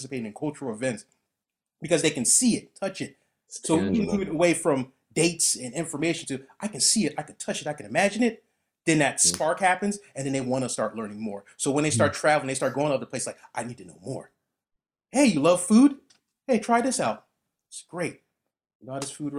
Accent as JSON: {"language": "English", "country": "United States", "said": "I'm American"}